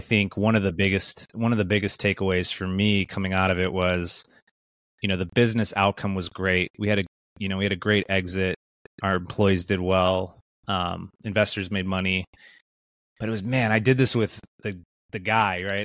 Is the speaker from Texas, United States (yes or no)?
no; Wisconsin, United States; I grew up in the Midwest, uh, you know, grew up in Wisconsin